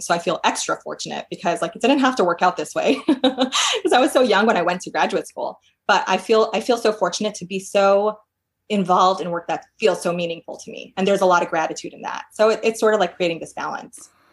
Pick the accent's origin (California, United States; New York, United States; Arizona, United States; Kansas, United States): New York, United States; moved away as an adult; now in Portland, United States; I'm from New York originally. I worked in New York for several years